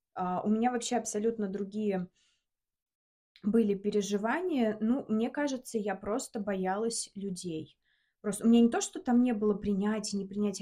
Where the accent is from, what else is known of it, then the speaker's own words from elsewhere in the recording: Samara, Samara Oblast, Russia; moved away as an adult; now in Moscow, Russia; Мы из Самары сейчас живем в Москве.